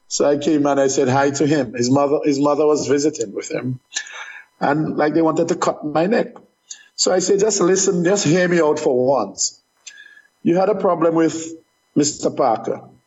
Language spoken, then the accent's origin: English; Dominica; moved away as an adult; I was born in Dominica. I, I paid taxes in Dominica, and I worked in Dominica